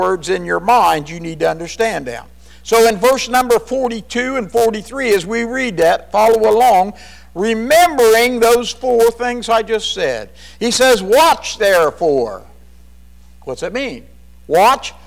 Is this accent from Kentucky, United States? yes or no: yes; Kentucky, United States; We're more from Kentucky. We say y'all.